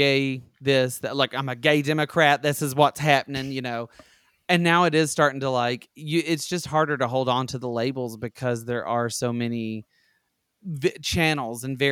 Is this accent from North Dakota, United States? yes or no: no; rural Alabama, United States; I grew up in Alabama, rural Alabama